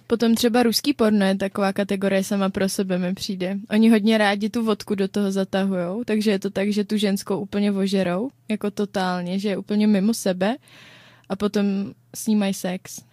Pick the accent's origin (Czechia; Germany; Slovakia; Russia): Czechia; my Češi